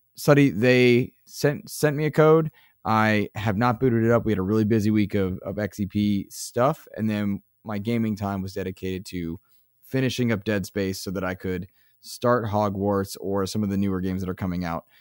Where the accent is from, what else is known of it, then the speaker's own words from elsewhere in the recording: United States; for being American